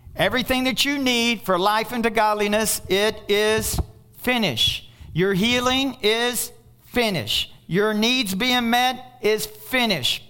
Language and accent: English; Kentucky, United States; I'm from Kentucky